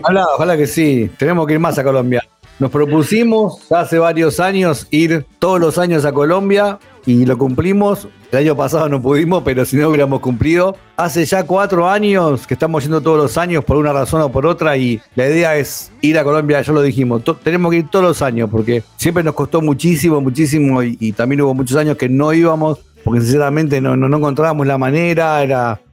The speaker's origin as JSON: {"language": "Spanish", "country": "Argentina"}